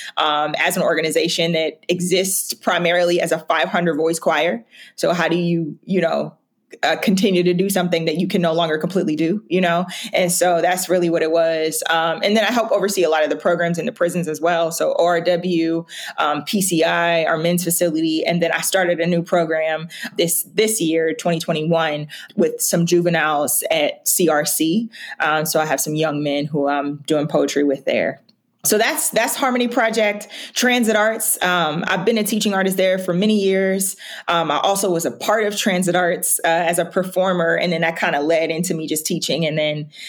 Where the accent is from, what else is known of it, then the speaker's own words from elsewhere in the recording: Youngstown, Ohio, United States; moved away as an adult; now in Columbus, United States; I'm from Youngstown, Ohio. I came to Columbus to go to college